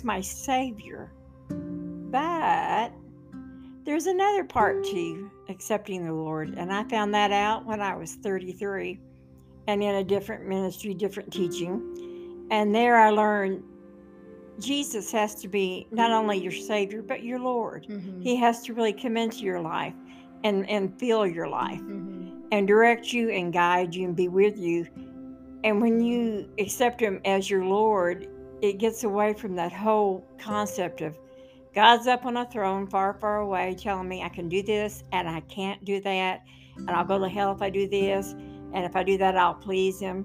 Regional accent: Oklahoma City, Oklahoma, United States; I was growing up in South Oklahoma City, and my parents never went to church

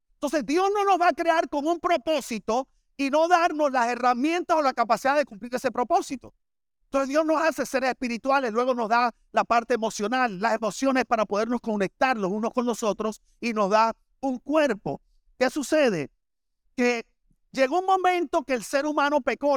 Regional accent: Barranquilla, Atlántico, Colombia; moved away as an adult; now in Miami, United States; yo vengo de Barranquilla

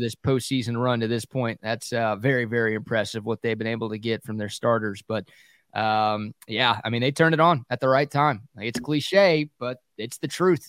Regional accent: Dallas–Fort Worth Metroplex, Texas, United States; I grew up in the Metroplex

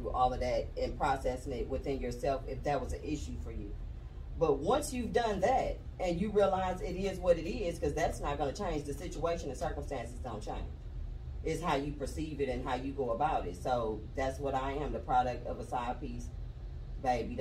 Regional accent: Oakland, California, United States; moved away as an adult; now in Atlanta, United States; I'm from Oakland, West Oakland to be exact, born and raised. Moved to Atlanta in my 20s

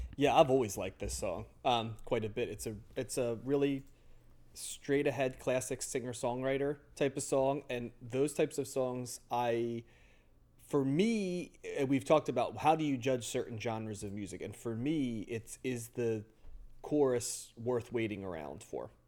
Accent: near Philadelphia, Pennsylvania, United States; I grew up near Philly

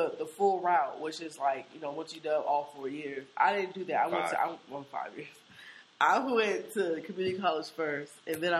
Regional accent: Seattle, Washington, United States; we grew up in Seattle

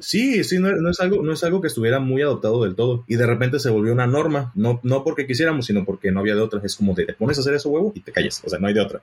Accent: Mexico; moved away as an adult; hace un tiempo yo me fui de México, actualmente encuentro fuera del país.

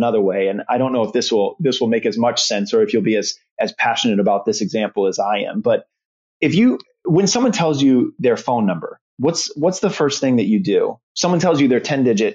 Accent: Omaha, Nebraska, United States; I grew up in Omaha, Nebraska

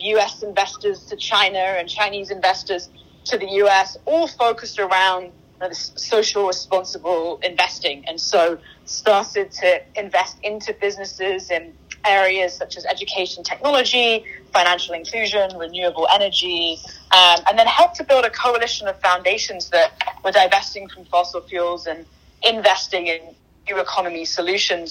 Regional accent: London, United Kingdom; moved away as an adult; now in Bay Area, United States; I grew up in London. I moved to the Bay Area about 13 years ago to um, do my undergrad at, at, Stanford

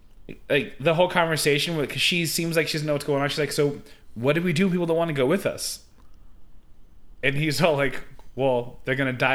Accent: California, United States; I'm from California.

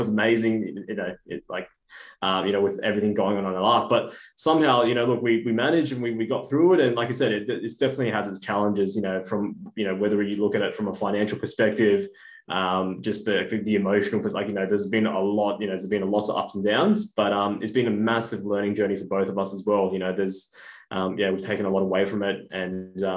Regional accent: Brisbane, Queensland, Australia; moved away as an adult; now in Melbourne, Australia; And originally I was from Brisbane. Moved to Melbourne about 3-4 years ago

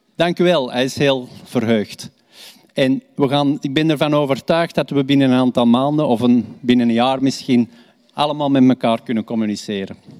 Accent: Belgium; wij als Belgen

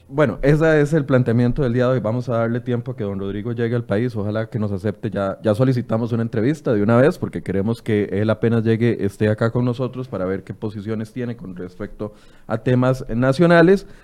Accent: Costa Rica; como buenos ticos

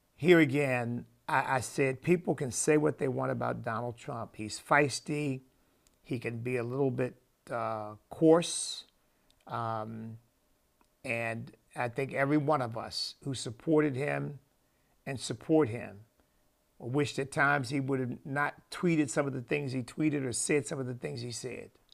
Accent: United States; me as an American citizen

